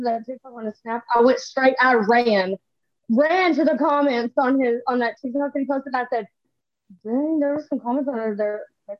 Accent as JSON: {"language": "English", "region": "Texas", "country": "United States", "said": "I'm from Texas."}